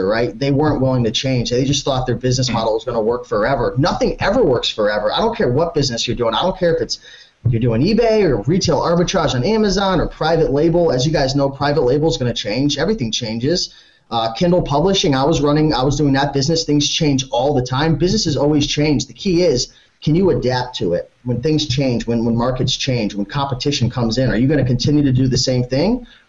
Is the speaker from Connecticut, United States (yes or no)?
yes; Connecticut, United States; It might just be where I live. I'm from Connecticut